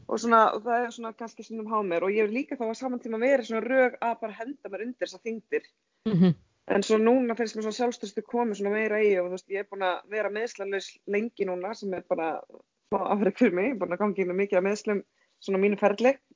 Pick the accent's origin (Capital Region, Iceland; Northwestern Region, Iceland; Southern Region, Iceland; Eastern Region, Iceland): Northwestern Region, Iceland; Hvammstangi; Ég er ekki söðkrækingur, ég er frá Pámstanga